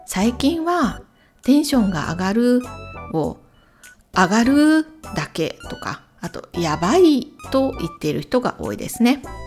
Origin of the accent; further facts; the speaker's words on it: Imabari, Ehime, Japan; 私の地元、来島海峡サービスエリア